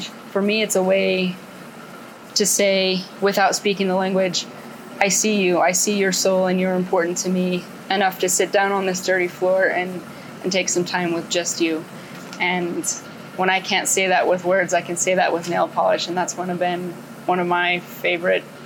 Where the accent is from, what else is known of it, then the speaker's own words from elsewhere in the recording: California, United States; I'm a pre-post nurse from California.